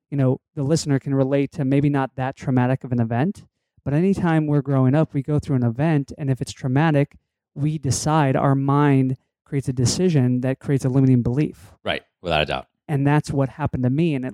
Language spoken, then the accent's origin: English; Connecticut, United States; So I say that I'm from Connecticut because I went to uh, grade school and high school there.